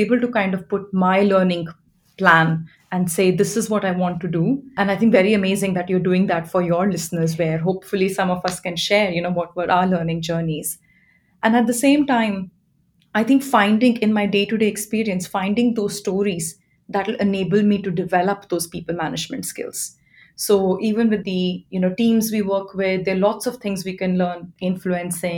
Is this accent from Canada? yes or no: no; India; moved away as an adult; now in London, United Kingdom; I'm from India and I've been living in London for about 11 years